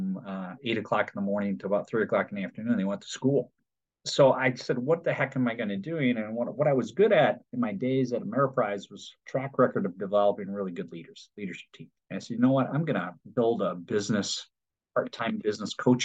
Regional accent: Detroit, Michigan, United States; I'm from Detroit, originally from Michigan.

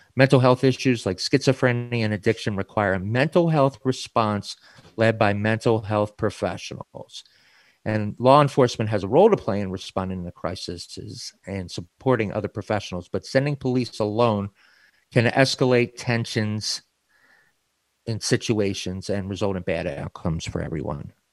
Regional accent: Baltimore, Maryland, United States; In my hometown of Baltimore, Maryland, where I grew up

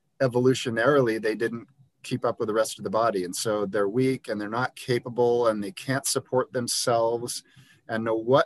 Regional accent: Liberia; And I grew up in Liberia, West Africa, where my friends didn't own shoes.

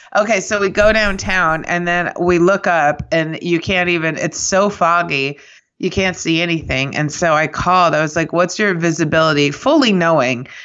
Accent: Kansas City, United States; now in New York, United States; I grew up in Kansas City

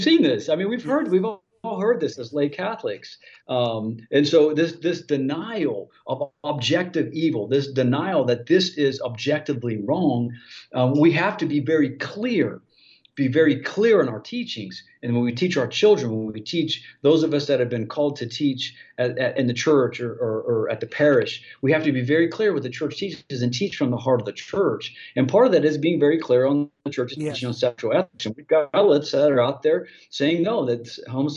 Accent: Ohio, United States; That's the way we say it in Ohio, America

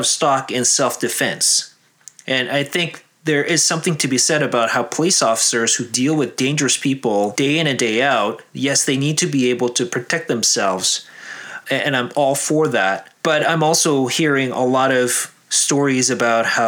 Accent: South Korea; moved away; I'm from Korea

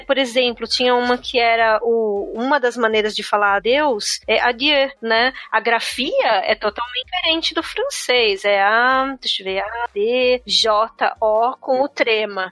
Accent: Ireland; moved away; eu fui obrigada a aprender gaélico quando eu era criança

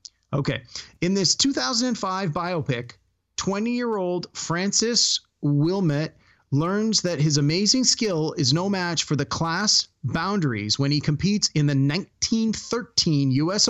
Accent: Toronto, Ontario, Canada; I'm from Toronto

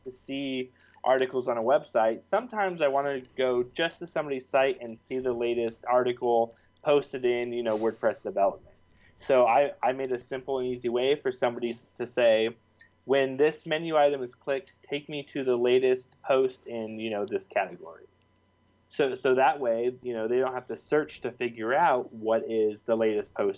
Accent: Reno, Nevada, United States; I grew up with in Reno, Nevada

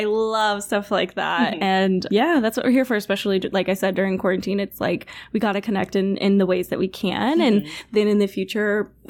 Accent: Colorado, United States; moved away as an adult; also born or lived in San Diego, California / Pittsburgh / Paris / Los Angeles; I'm kind of a bit from all over. I was born in San Diego, grew up in Colorado, went to school for musical theater in Pittsburgh at Point Park. And then I lived in Paris for a year

